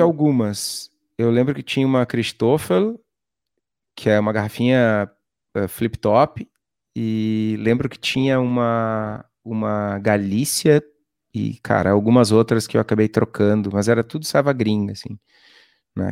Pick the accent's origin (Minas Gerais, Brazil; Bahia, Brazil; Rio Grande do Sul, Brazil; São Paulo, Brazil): Rio Grande do Sul, Brazil; Torres; also born or lived in Iraí; logo saí de lá, acabei indo para Torres, que é uma cidade no litoral gaúcho, e vivi até, a, até os 18 anos lá